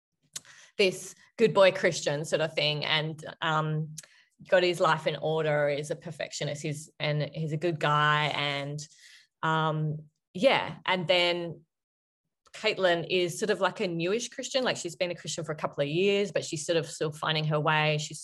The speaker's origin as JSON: {"language": "English", "country": "Australia", "said": "I am Australian"}